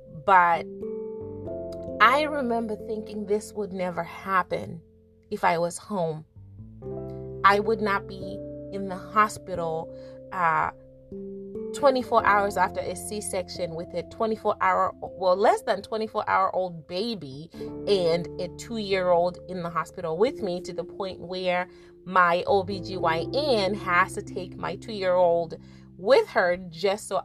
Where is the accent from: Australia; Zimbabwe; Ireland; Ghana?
Zimbabwe; also born or lived in America; now in United States; Growing up in Zimbabwe, we had traditions